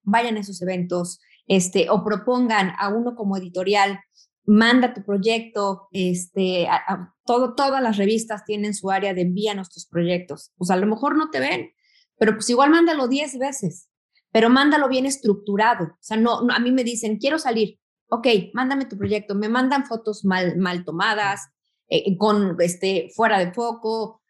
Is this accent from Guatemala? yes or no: no; Mexico; vengo de México